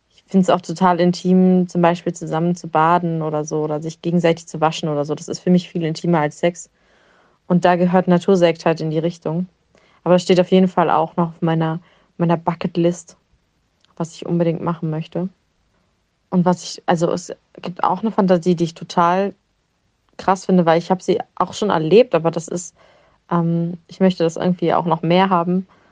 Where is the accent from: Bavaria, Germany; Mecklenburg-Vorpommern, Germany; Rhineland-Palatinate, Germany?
Mecklenburg-Vorpommern, Germany; Rostock; Ich komme aus Rostock, bin 28 Jahre alt